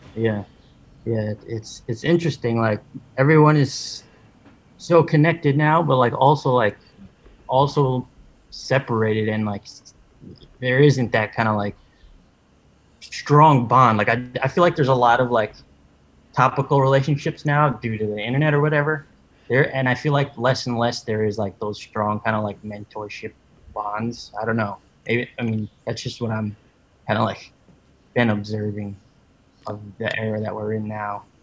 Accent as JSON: {"language": "English", "region": "New York", "country": "United States", "tie": "born or raised there", "said": "born and raised in New York, and still living in New York."}